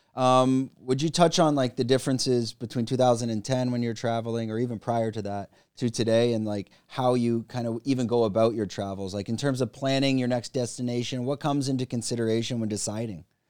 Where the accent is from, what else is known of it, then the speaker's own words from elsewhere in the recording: Canada; moved away; I'm from Canada